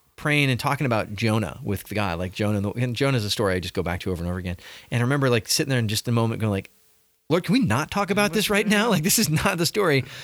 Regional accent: Southern California, United States; growing up in Southern California

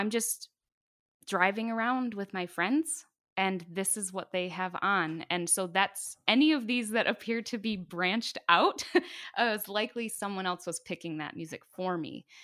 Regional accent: Bay City, United States; where I come from in Bay City, you know, band is a family

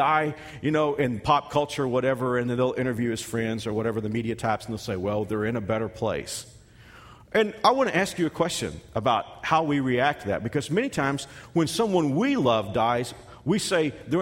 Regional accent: Texas, United States; now in Kansas, United States; a kid from Texas who spent the last 22 years in Kansas

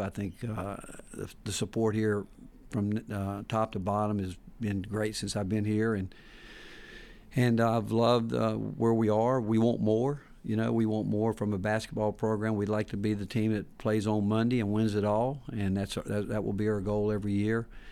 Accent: Hickory, North Carolina, United States; moved away as an adult; also born or lived in Texas; now in Knoxville, United States; growing up in Hickory, North Carolina

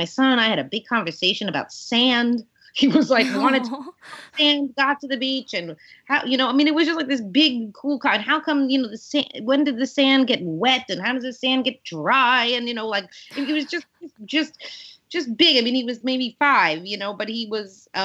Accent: New York City, New York, United States; people I grew up with in Queens

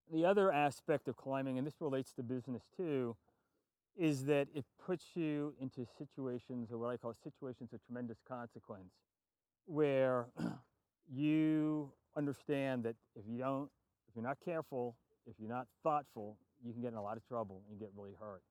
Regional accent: New York City, New York, United States; moved away; I'm from New York City originally, and just across the border on Long Island

